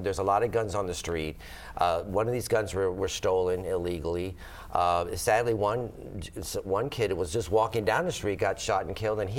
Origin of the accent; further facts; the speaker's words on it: Tampa, Florida, United States; I was born and raised in Ybor City. My mom and dad were born and raised in Ybor City. My grandparents were cigar makers in Ybor City.